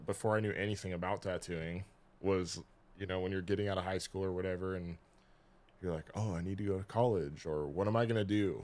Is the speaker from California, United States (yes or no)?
yes; Kings Beach, California, United States; I'm from Kings Beach.